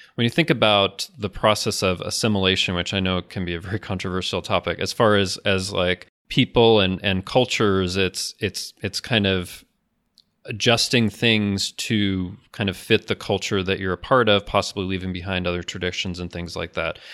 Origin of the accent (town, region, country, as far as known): United States